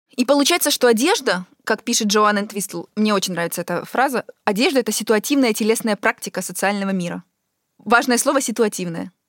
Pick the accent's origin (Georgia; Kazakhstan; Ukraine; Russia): Ukraine; moved away as an adult; also born or lived in Europe; я когда уехала из Украины и э, переехала в Европу